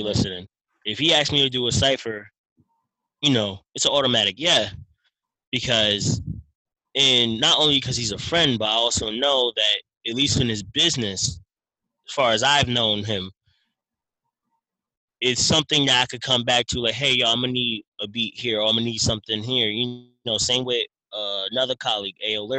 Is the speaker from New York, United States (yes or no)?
yes; New York City, New York, United States; now in Pennsylvania, United States; I'm originally from Brooklyn, if people don't know. I live in Pennsylvania